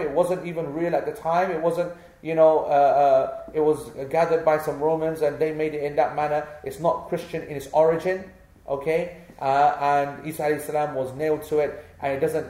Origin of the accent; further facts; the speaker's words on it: England, United Kingdom; because we are born here and we have every right to feel, be, to feel proud of being English